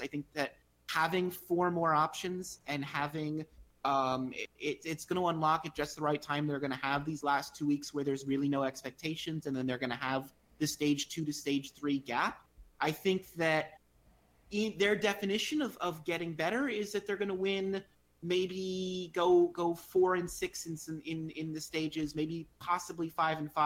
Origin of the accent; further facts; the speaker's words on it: Florida, United States; my hometown team